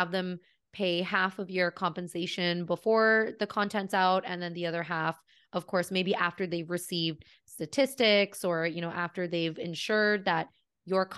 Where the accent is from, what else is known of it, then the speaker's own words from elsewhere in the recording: Canada; also born or lived in California; We are Canadian